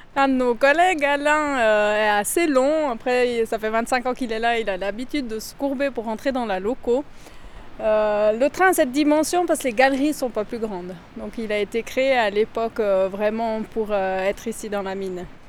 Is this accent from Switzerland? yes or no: yes; Valais, Switzerland; je suis valaisanne, j'ai 43 ans, j'habite à Haute-Nanda